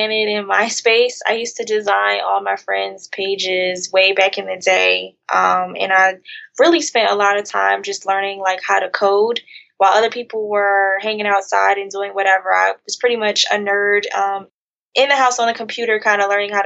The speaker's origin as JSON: {"language": "English", "region": "New Jersey", "country": "United States", "tie": "born or raised there", "moved": "as an adult", "lives_now": "Atlanta, United States", "said": "I'm originally from New Jersey. I currently live in Atlanta"}